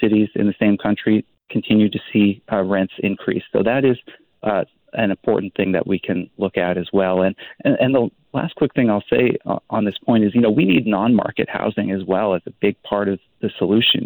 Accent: British Columbia, Canada; our well-being as British Columbians.

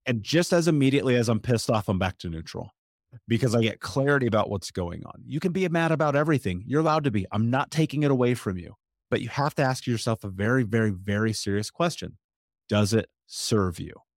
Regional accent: United States; I'm speaking as an American

